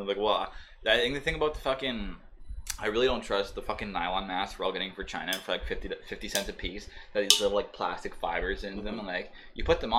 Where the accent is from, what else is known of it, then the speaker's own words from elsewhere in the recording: Toronto, Ontario, Canada; I'm from Toronto